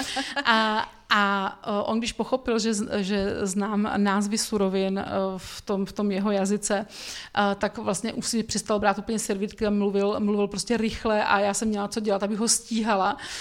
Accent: Brno, South Moravian Region, Czechia; jako Brňák

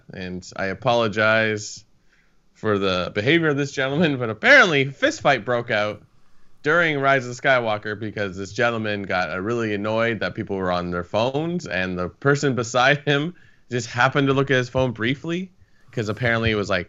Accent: Vancouver, Washington, United States; It's like, no, I'm from the Couve.

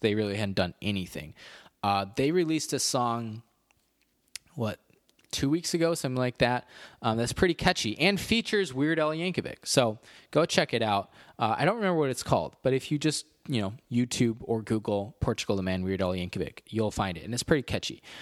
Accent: Illinois, United States; I am a proud Illinoisian

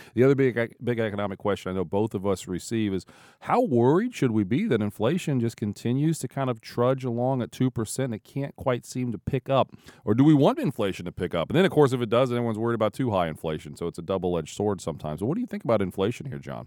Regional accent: Ohio, United States; growing up in Ohio, like I did most of my life.

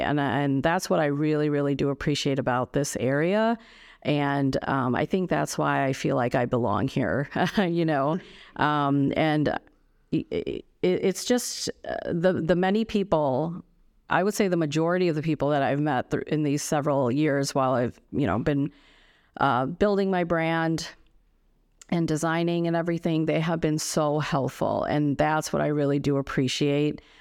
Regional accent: United States; I grew up here in the States, but, um, my culture and heritage is, uh, from India

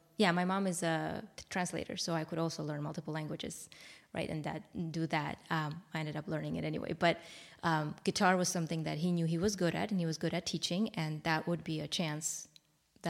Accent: Armenia; moved away; I'm from Armenia. It was the time where, when I was little, about 5 years old, is when the Soviet Union collapsed

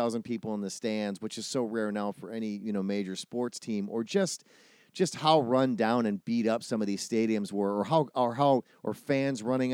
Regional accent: outside of Milwaukee, Wisconsin, United States; I grew up in outside of Milwaukee

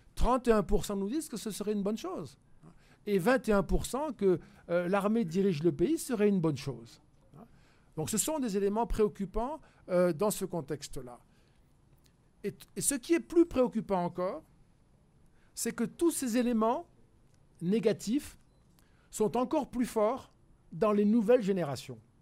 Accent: France; je suis français

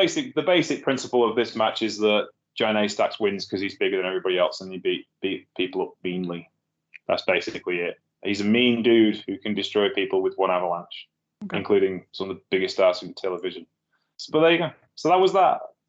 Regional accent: Brigg, Yorkshire and the Humber, United Kingdom; Brig. which is my hometown, tiny town of 5,000 people

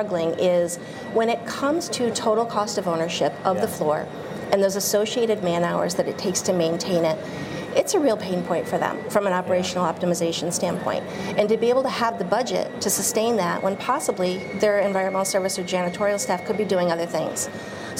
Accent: Boston, Massachusetts, United States; I'm from Boston

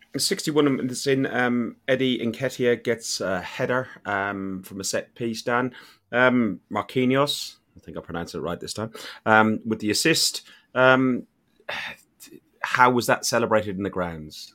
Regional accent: Ireland; being an Irishman

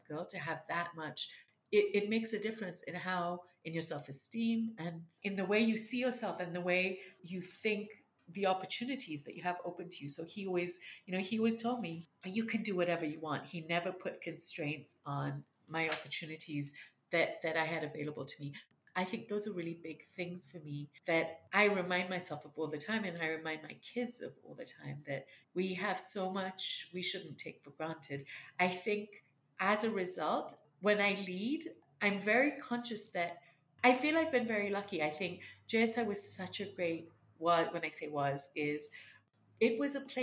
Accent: Kenya; moved away as an adult; also born or lived in United States; When I was growing up, you know, Indians were very, very deliberately targeted, and wasn't a great time to be an Indian in Kenya

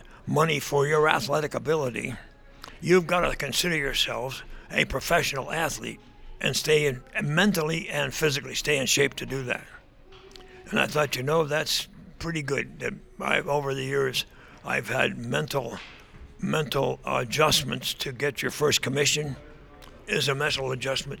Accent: Vermont, United States; I grew up in Vermont, and it was everybody skied in the wintertime

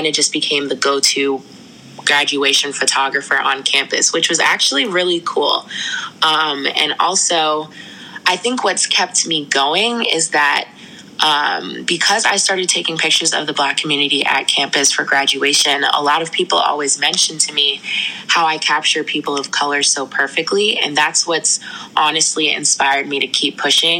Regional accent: Washington, District of Columbia, United States; also born or lived in New York City; I was born in New York City, but have lived in the Washington, D.C. area majority of my life.

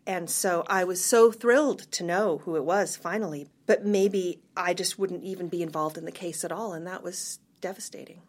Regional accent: United States; moved away as an adult; also born or lived in Cambridge, England; being American

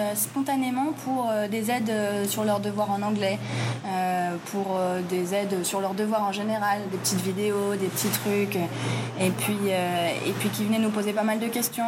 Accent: Paris, Île-de-France, France; moved away as an adult; now in Colombia; je suis parisienne

